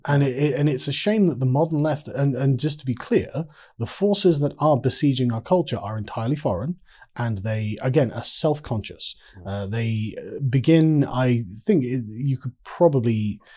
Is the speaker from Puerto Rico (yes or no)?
no; England, United Kingdom; I'm an Englishman